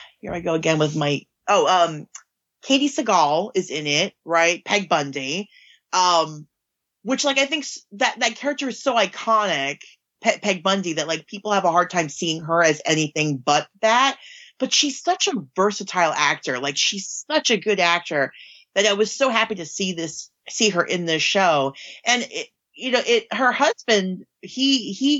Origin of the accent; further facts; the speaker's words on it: New York City, New York, United States; growing up where I did in Queens, like, growing up near Howard Beach